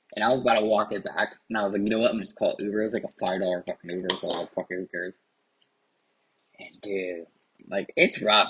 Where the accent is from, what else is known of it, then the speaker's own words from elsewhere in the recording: Anaheim, California, United States; moved away as an adult; also born or lived in Garden Grove, California / Santa Ana, California; now in Mesa, United States; I'm originally from Orange County, California, particularly Anaheim, California. I lived in Garden Grove and I went to high school in Garden Grove for a little bit of my life.